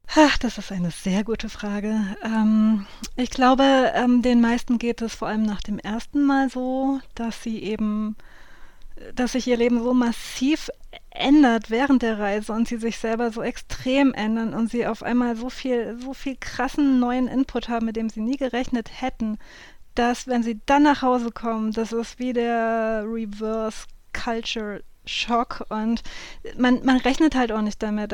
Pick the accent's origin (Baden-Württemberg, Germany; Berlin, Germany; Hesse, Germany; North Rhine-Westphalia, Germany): Hesse, Germany; southern; wo ich aufgewachsen bin, in Südhessen